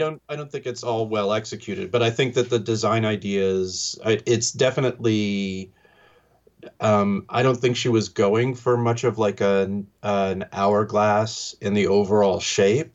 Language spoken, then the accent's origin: English; New York, United States; growing up in New York